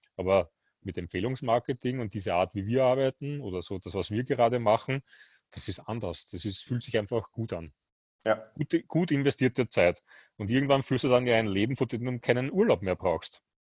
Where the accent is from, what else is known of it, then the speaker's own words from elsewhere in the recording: Austria; bei uns in Österreich